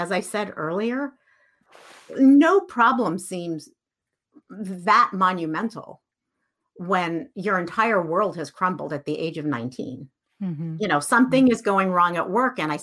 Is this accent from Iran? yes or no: yes; Iran; moved away; So I grew up in Iran. I'm Iranian.